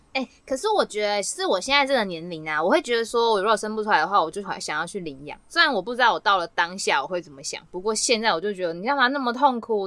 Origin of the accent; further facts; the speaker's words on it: Taiwan; 我也是台湾人啊